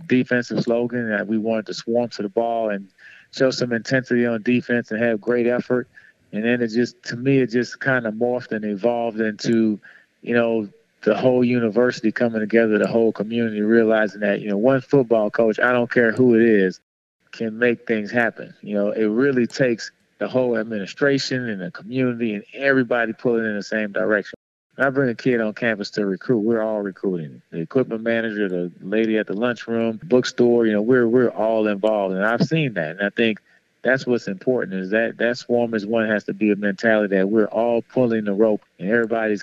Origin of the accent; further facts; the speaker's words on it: New Orleans, Louisiana, United States; moved away as an adult; growing up in New Orleans